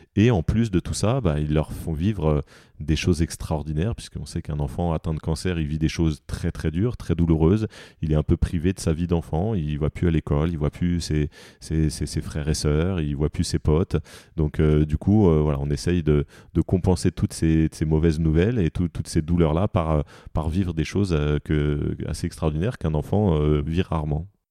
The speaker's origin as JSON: {"language": "French", "town": "Paris", "region": "Île-de-France", "country": "France", "said": "moi en tant que Parisien"}